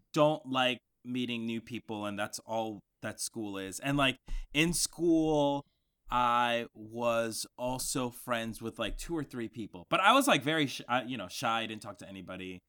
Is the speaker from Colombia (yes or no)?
yes; Colombia; moved away; when I was a child, I, I grew up in Colombia